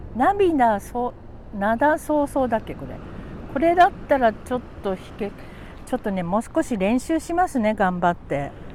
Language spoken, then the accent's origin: Japanese; Tokyo, Japan; moved away as an adult; also born or lived in Futako-Tamagawa, Tokyo; now in Oiso, Japan; 元々東京の人間なんですよ、私、ずっと。生まれも育ちもね